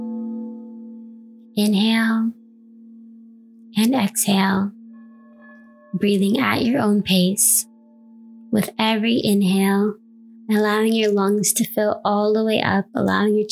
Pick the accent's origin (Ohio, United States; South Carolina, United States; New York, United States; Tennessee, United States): New York, United States; New York City; now in Canada; I was born and raised in New York City